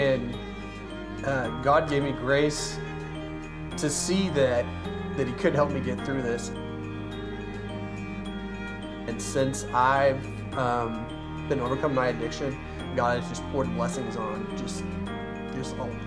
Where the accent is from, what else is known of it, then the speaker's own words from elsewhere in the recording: Owosso, Michigan, United States; I grew up in Owosso